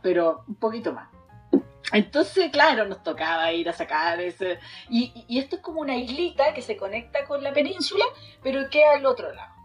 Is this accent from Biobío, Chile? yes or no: yes; Los Ángeles, Biobío, Chile; yo soy de Los Ángeles